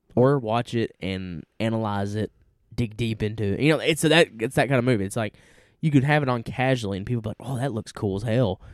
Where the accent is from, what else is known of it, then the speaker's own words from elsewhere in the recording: Tennessee, United States; we're from Tennessee